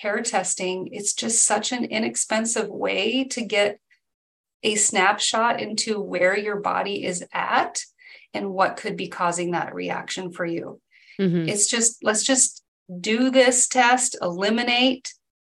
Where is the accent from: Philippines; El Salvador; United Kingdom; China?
Philippines; Mindanao; also born or lived in Edmonds, Washington; now in United States; I grew up in the Philippines, and the island that we grew up on in Mindanao